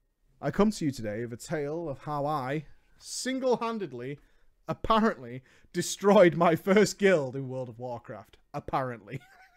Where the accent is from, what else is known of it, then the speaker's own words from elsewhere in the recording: the South, United States; I've been an avid gamer for all my life, but growing up in the South...